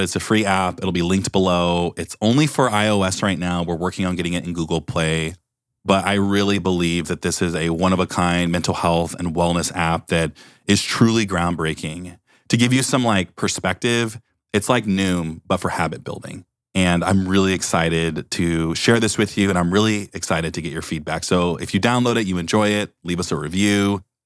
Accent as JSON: {"language": "English", "town": "Beaverton", "region": "Oregon", "country": "United States", "said": "I'm from Beaverton, Oregon"}